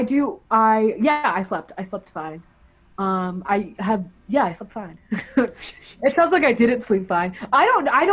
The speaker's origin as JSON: {"language": "English", "country": "Nigeria", "said": "I'm Nigerian"}